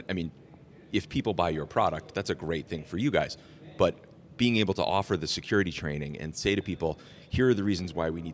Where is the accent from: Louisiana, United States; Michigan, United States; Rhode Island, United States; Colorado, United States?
Rhode Island, United States; West Warwick; West Warwick High School alum like myself